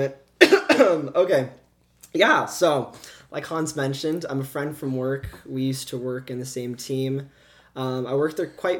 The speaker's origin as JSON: {"language": "English", "region": "Iowa", "country": "United States", "also_born_or_lived": "Colorado / Texas / New York / Missouri", "said": "when people ask me, I tell them I'm from Iowa."}